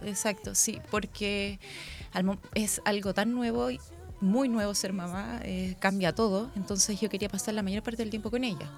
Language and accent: Spanish; Valparaíso, Chile; moved away as an adult; now in Concepción, Chile; soy de Valparaíso, así que soy porteña